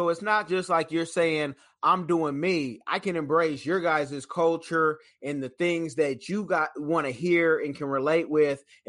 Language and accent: English; the Bay Area, California, United States; I'm from Cali, so I'm from the Bay.